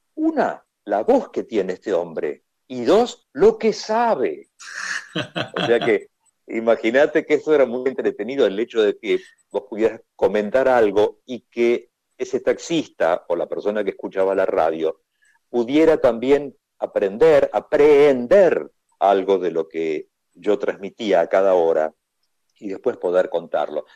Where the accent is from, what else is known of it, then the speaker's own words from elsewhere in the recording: Argentina; ¿tú eres argentino? Y le digo, sí